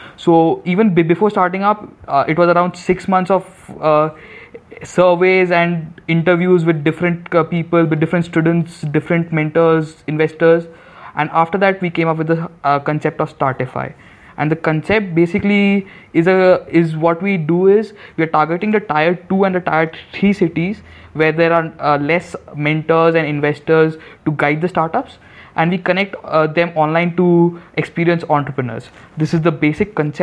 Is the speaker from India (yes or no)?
yes; Guwahati, Assam, India; moved away; also born or lived in Jodhpur; in Guwahati, which is my hometown